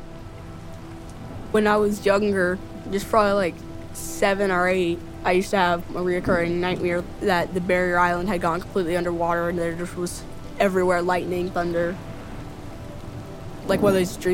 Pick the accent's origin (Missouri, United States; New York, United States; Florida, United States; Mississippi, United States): Florida, United States; Melbourne; I'm 14 years old and I'm from Melbourne, Florida